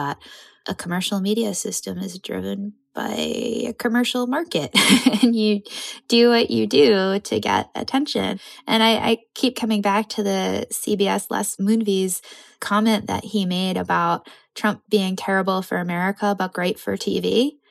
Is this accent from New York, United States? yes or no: yes; suburb of New York, United States; moved away; my hometown suburb of New York